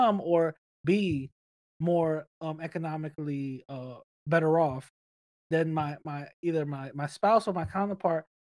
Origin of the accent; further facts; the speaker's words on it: New York City, New York, United States; English is a second language; I grew up in the Bronx.